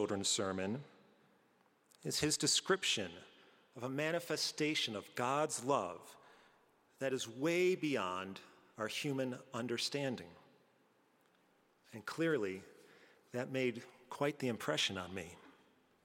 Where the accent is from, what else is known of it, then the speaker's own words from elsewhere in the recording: Albany, New York, United States; moved away; the organ I used to hear back at All Saints growing up in Albany, New York